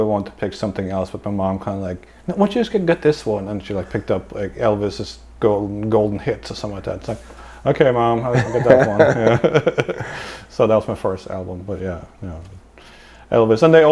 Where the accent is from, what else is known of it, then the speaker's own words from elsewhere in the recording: Lillehammer, Innlandet, Norway; moved away as an adult; now in New Orleans, United States; I'm from Lillehammer